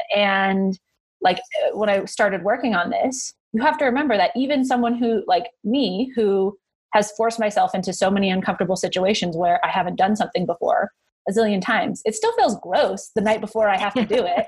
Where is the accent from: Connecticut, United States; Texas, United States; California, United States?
California, United States; Northern; I grew up in Northern California